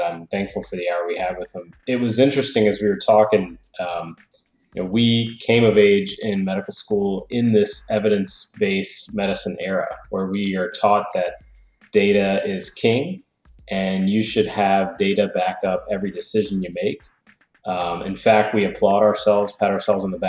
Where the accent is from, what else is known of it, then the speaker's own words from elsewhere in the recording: New Orleans, Louisiana, United States; moved away as an adult; now in Georgia, United States; I'm originally from New Orleans, Louisiana